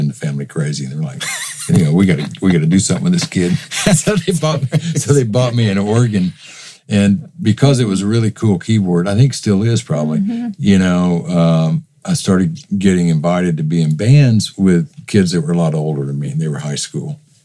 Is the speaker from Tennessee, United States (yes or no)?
yes; Memphis, Tennessee, United States; also born or lived in Detroit, Michigan; My family moved to Memphis in the late 50s, and I grew up in Memphis